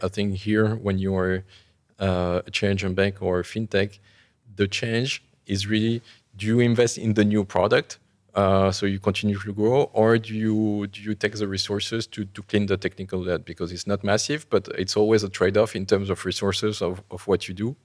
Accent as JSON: {"language": "English", "town": "Paris", "region": "Île-de-France", "country": "France", "tie": "born or raised there", "said": "I, I grew up in Paris"}